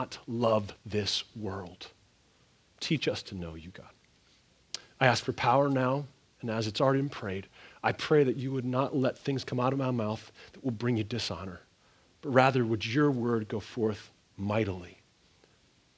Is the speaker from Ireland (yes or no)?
no; Canada; moved away; where I grew up in Canada